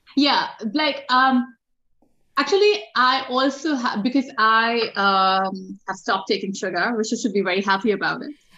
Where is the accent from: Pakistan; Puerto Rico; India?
Pakistan; moved away as an adult; also born or lived in Dubai, United Arab Emirates / Sydney, Australia; now in Western Australia, Australia; I'm Pakistani